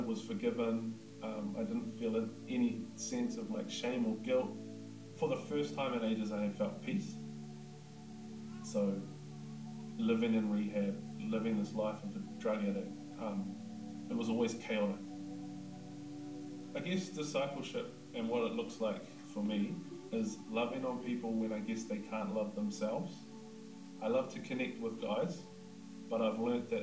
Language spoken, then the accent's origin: English; Whakatane, Bay of Plenty, New Zealand; I'm from Whakatane.